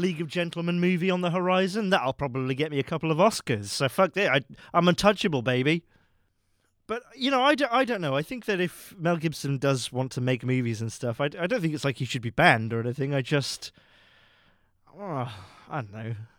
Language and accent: English; United Kingdom; I am a British man